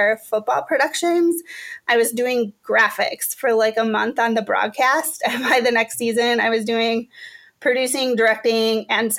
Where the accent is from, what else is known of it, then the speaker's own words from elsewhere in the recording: Menomonie, Wisconsin, United States; moved away as an adult; also born or lived in Chicago; now in St. Paul, United States; I'm from Menominee, Wisconsin, which is, it's a smallish town in western Wisconsin